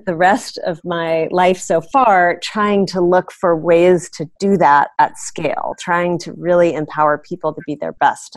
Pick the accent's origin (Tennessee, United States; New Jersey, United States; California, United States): California, United States; San Francisco; also born or lived in Chicago / Cornell (Ithaca, New York); I actually grew up in the city of San Francisco